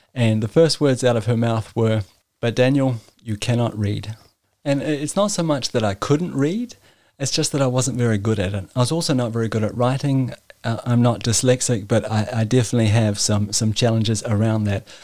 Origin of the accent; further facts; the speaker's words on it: New Zealand; moved away as an adult; now in Denmark; I was born and raised in New Zealand, and I've been living in Denmark for the last ten years.